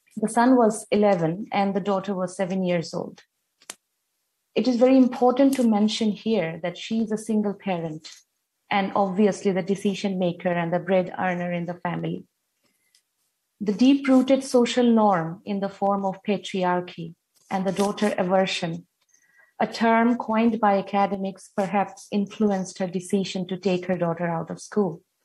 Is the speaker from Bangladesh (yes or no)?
yes; Bangladesh; I'm from Bangladesh